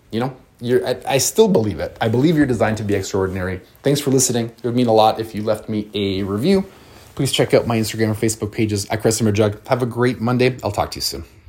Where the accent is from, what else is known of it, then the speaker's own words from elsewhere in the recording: London, Ontario, Canada; I'm from London, Ontario